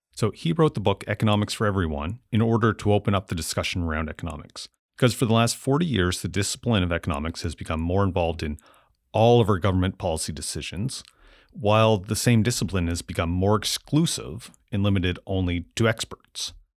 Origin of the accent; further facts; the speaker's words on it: Amherst, Nova Scotia, Canada; growing up and then moving back to Amherst, Nova Scotia, where I run my business currently